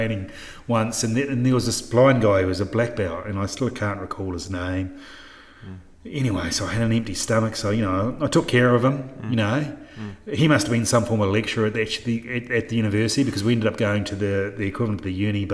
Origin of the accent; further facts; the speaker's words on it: New Zealand; moved away as an adult; now in Townsville, Australia; I'm a New Zealander